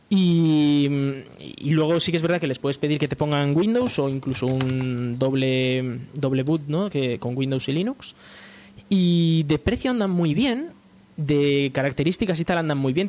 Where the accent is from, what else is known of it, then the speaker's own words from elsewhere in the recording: Spain; en España pues eh, tenemos ahora una empresa